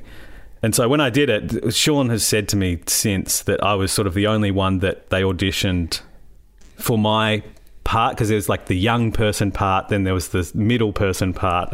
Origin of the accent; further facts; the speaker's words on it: Ballarat, Victoria, Australia; I grew up in Ballarat